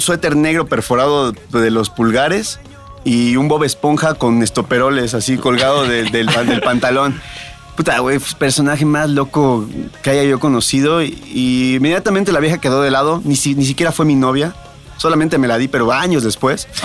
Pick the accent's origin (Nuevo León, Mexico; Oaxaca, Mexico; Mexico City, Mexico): Mexico City, Mexico; yo soy de Tepito